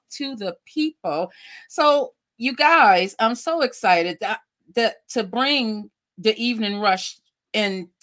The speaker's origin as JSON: {"language": "English", "town": "Lackawanna", "region": "New York", "country": "United States", "tie": "born or raised there", "moved": "yes", "said": "my hometown of Lackawanna, New York"}